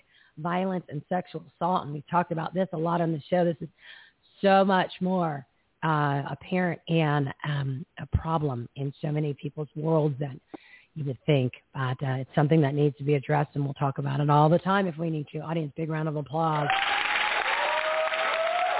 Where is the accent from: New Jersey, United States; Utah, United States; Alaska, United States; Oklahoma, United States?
New Jersey, United States; now in Arizona, United States; I'm from Jersey.